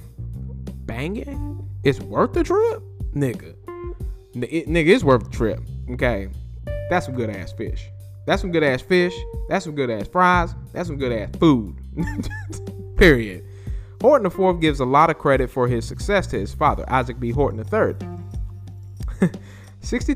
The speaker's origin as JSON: {"language": "English", "town": "Greensboro", "region": "North Carolina", "country": "United States", "tie": "born or raised there", "said": "UNC Greensboro in my hometown"}